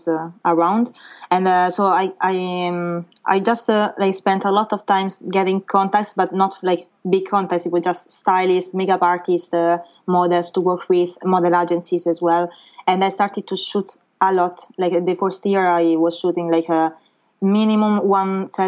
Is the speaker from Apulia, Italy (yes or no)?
no; Rome, Lazio, Italy; English is a second language; moved away as an adult; now in Paris, France; I'm from Rome in Italy